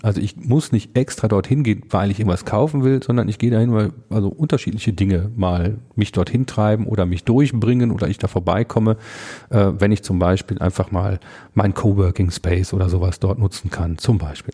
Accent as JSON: {"language": "German", "area": "Münsterland", "region": "North Rhine-Westphalia", "country": "Germany", "tie": "born or raised there", "moved": "yes", "lives_now": "Ruhr area, Germany", "said": "ich komme ja gebürtig aus dem Münsterland, bin also zugereister"}